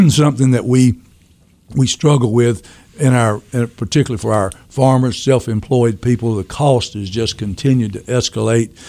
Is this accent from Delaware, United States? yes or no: no; Maple Hill, North Carolina, United States; moved away as an adult; now in Raleigh, United States; grew up in a little rural community in, in eastern Pender County called Maple Hill. I'm certainly proud of that rural upbringing